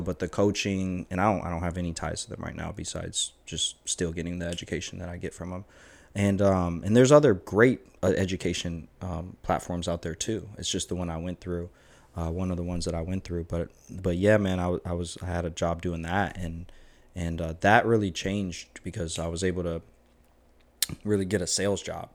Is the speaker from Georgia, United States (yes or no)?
yes; Savannah, Georgia, United States; growing up in Savannah